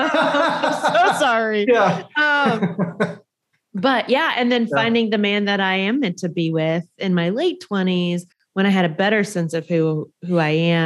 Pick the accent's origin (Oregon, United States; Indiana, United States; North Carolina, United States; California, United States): Indiana, United States; I grew up very poor in Indiana